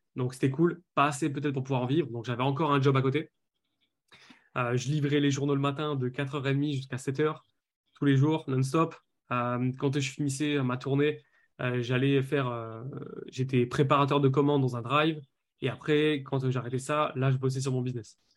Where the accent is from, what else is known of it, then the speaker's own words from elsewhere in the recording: Lille, Hauts-de-France, France; je suis de Lille.